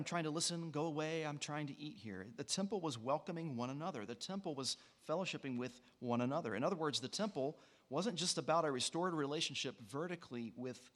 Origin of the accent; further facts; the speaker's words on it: West Virginia, United States; I'm from West Virginia